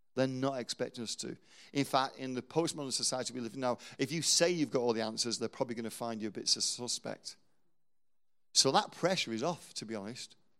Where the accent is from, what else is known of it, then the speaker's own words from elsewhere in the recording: England, United Kingdom; we're English